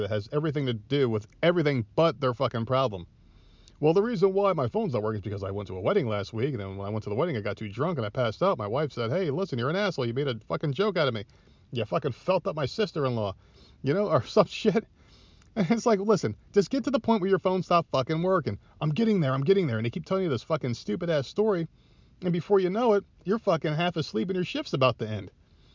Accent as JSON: {"language": "English", "region": "New Jersey", "country": "United States", "moved": "yes", "lives_now": "Myrtle Beach, United States", "said": "now I live in the South, I'm from Jersey originally"}